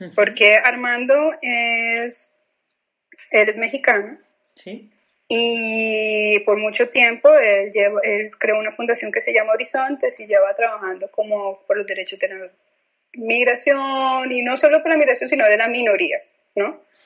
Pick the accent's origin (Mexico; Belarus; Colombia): Colombia; moved away; yo vengo de un país violento